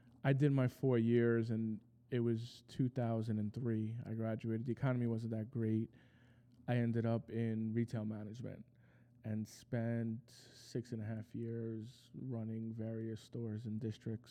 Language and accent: English; New York City, New York, United States; accent: New Yorker; also born or lived in Costa Rica; my parents still live in the same house I grew up in Rego Park